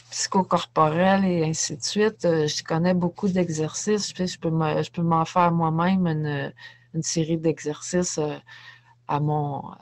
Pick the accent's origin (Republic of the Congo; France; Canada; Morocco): Canada; Saint-Jérôme, Quebec; moved away as an adult; also born or lived in Saint-Sauveur; now in Sainte-Adèle, Canada; Moi, je suis de Saint-Jérôme. OK. je suis née à Saint-Jérôme, puis j'ai vécu à Saint-Jérôme toute ma vie. J'ai emménagé tranquillement à Saint-Sauveur, après ça, Saint-Adèle, puis là, ben, je suis à la sortie de Saint-Adèle.